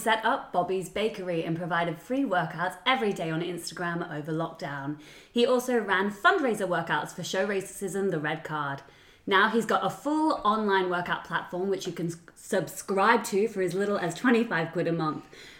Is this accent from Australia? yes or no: yes; Australia; I'm Australian.